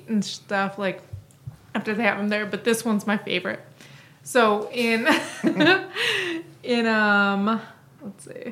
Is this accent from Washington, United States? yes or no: yes; Washington, United States; my home state of Washington